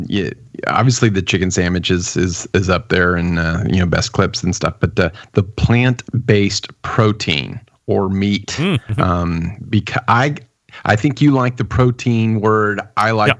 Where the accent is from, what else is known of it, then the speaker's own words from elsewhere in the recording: Texas, United States; I'm from Texas